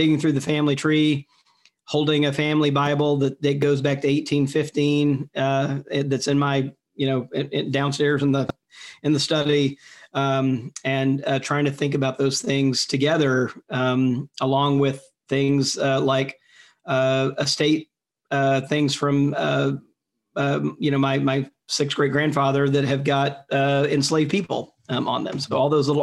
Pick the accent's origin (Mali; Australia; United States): United States; Jackson, Mississippi; I'm from Jackson, Mississippi, grew up in Jackson, Mississippi